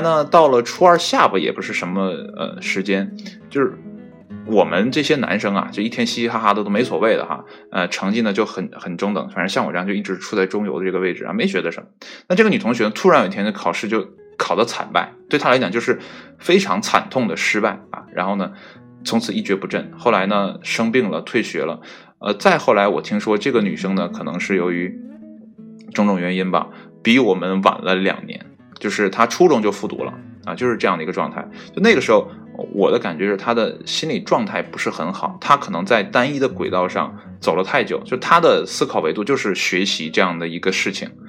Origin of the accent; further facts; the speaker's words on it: Northeast China, China; also born or lived in Qihe, Shandong (ancestral home); 应该是我爷爷那辈儿啊，从山东来到东北这边，然后在这边安营扎寨，然后开始呢，啊，繁衍后代，然后才有了我这辈嘛